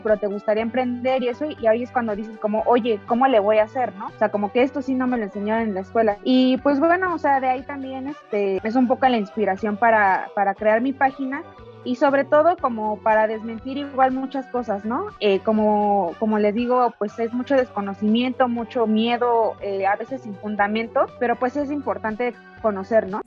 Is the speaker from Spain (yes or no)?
no; Mexico; como mexicanos